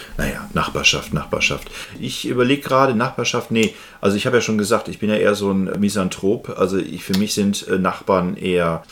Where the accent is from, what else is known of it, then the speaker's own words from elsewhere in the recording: Germany; als Deutsche